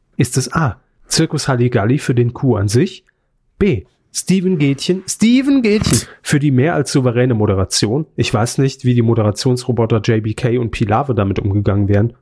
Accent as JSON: {"language": "German", "region": "Saarland", "country": "Germany", "moved": "yes", "said": "Bin ja kein Saarländer mehr"}